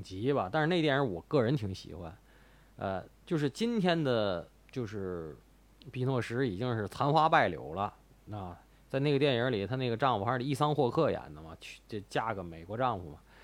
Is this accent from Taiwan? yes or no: no; Tianjin, China; 我妈就是北京人。但是我，以我是天津人为荣